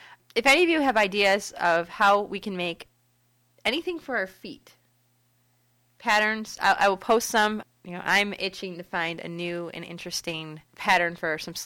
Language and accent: English; Detroit, Michigan, United States; now in Grand Rapids, United States; I grew up in Metro Detroit, and I'm living in West Michigan now over in Grand Rapids